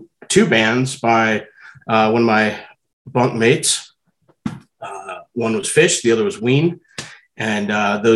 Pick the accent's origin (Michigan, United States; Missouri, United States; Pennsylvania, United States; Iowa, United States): Missouri, United States; St. Louis; also born or lived in Chesterfield, Missouri; now in Boulder, United States; I grew up in St. Louis, Missouri, in the West County suburbs of Chesterfield. I currently live in Boulder, Colorado